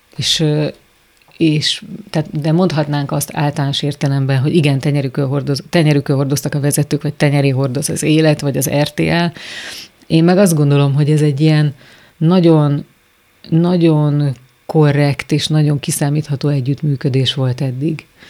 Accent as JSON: {"language": "Hungarian", "town": "Szigetvár", "region": "Baranya", "country": "Hungary", "tie": "born or raised there", "also_born_or_lived": "Kaposvár", "moved": "as an adult", "lives_now": "Budapest, Hungary", "said": "Szigetvári általános iskolában tanítanék, ahol egyébként tanultam is"}